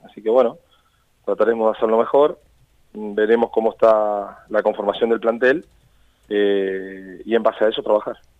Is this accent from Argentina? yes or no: yes; Argentina; somos tan exitistas los argentinos